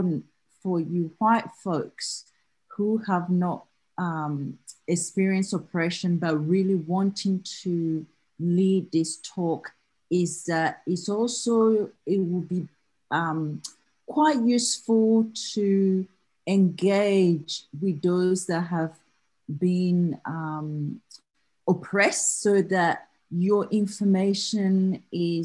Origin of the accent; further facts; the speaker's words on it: Australia; accent: Australian; I'm talking to you from Australia, so my accent will be quite different to you all in back in US